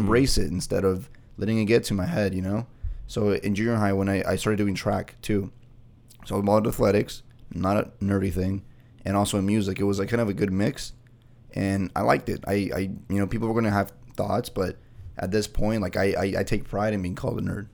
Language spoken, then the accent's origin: English; Bolivia; first language Spanish; English is a second language; now in United States; back in my hometown where I was born and raised